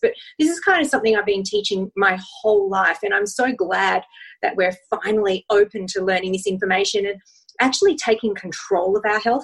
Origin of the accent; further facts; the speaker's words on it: Australia; I'm from Australia, so I do have a funny accent